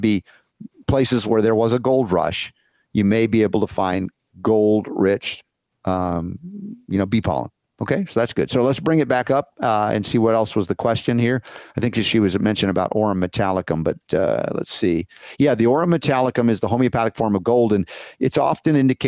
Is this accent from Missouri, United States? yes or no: no; Georgia, United States; growing up in Georgia